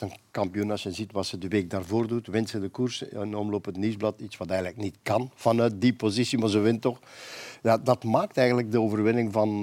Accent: Flanders, Belgium; Bij ons in Vlaanderen

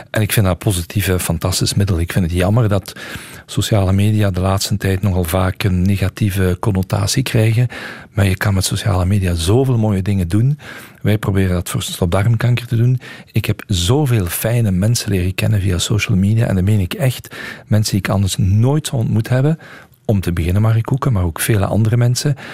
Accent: Hasselt, Limburg, Belgium; Heel veel respect voor … en als Hasselaar en zij Hasselse zijn we natuurlijk fier op.

